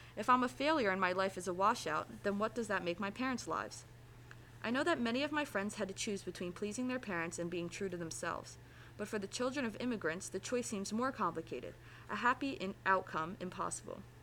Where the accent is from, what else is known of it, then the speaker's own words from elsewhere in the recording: United States; I am all American, and the sacrifices they made in leaving Korea